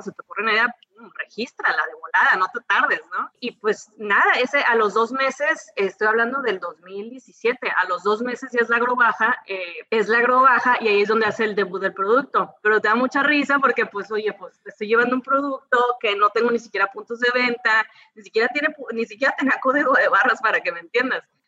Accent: Mazatlán, Sinaloa, Mexico; moved away as an adult; now in San Diego, United States; crecí toda mi vida en Sinaloa

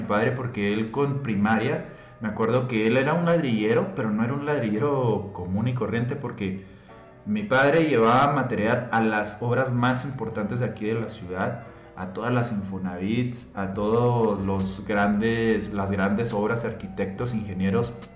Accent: Hidalgo del Parral, Chihuahua, Mexico; accent: checheo; somos de Chihuahua y así hablamos los de Chihuahua

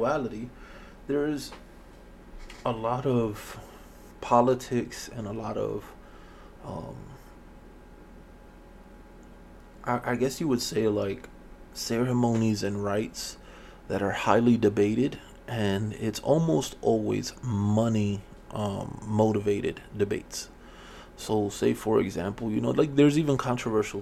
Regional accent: Miami, Florida, United States; growing up in Miami, you know, in the 80s

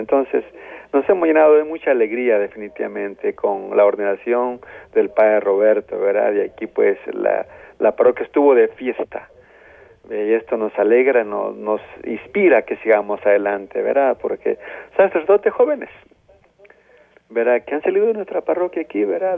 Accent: El Salvador; como salvadoreños

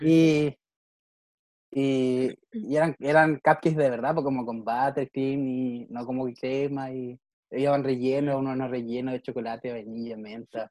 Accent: Valdivia, Los Ríos, Chile; now in Niebla, Chile; yo soy de Valdivia, no vivo en mi casa

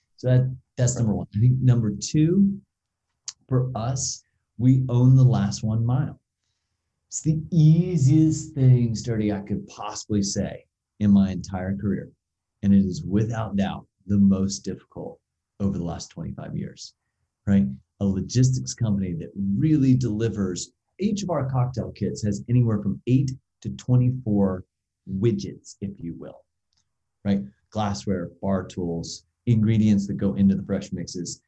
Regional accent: United States; we as an American society

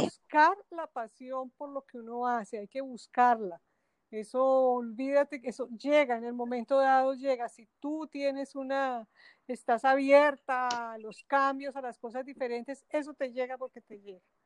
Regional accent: Bogotá, Colombia; moved away as an adult; now in Barranquilla, Colombia; nací en Bogotá, y hice mi carrera, estudié mi carrera profesional eh, en una universidad en la capital del país

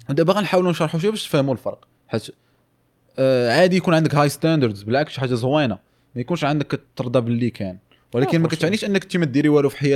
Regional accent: Morocco; كاين one of the one I would say the trending subjects عندنا في المغرب

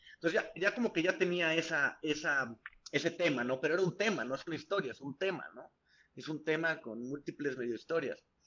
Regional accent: San Luis Potosí, Mexico; yo soy de San Luis Potosí, soy originario de San Luis Potosí, del centro del país

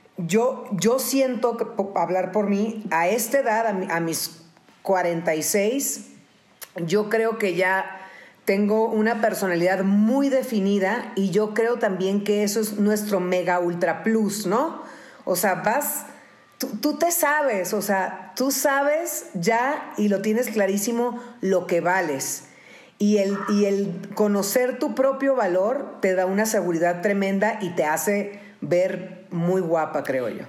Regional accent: Baja California, Mexico; also born or lived in Tijuana; Yo, yo tengo 46 años y eh, somos de Baja California

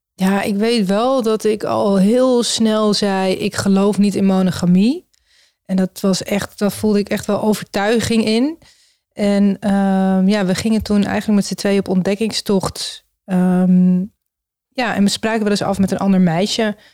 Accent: Amsterdam, North Holland, Netherlands; we komen allemaal uit Amsterdam.

